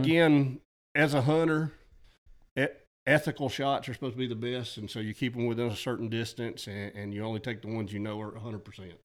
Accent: Mulberry River, Alabama, United States; also born or lived in Georgia; my parents' farm that I grew up on there on the Mulberry River

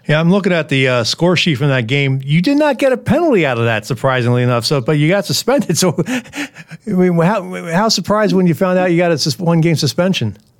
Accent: Philadelphia, Pennsylvania, United States; I grew up in Philadelphia

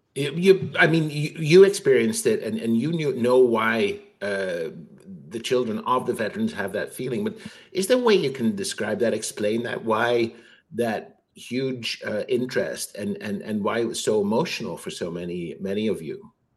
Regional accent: Netherlands; moved away; I'm Dutch. I grew up in the Netherlands

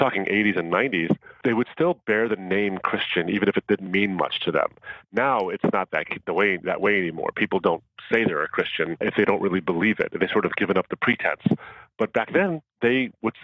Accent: outside of Detroit, Michigan, United States; I grew up in an area of outside of Detroit.

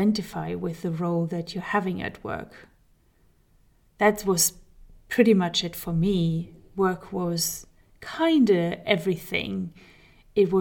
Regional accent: Germany; moved away; We are currently living in Germany, which is my home country, but I have lived for many, many years in other countries, four exactly.

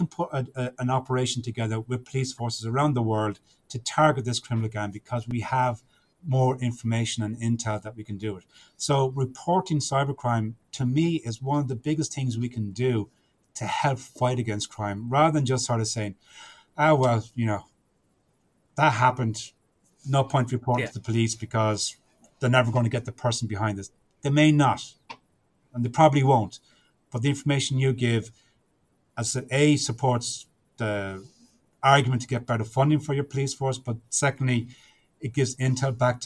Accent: Ireland; I'm Irish

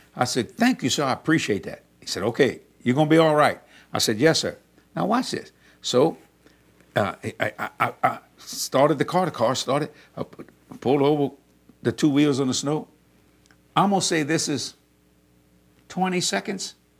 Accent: South Louisiana, United States; we're from South Louisiana

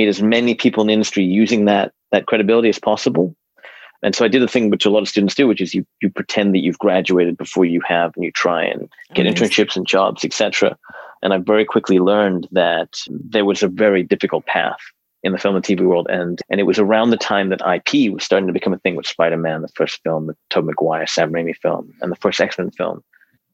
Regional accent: Hong Kong; moved away; a buddy of mine who I grew up with in Hong Kong

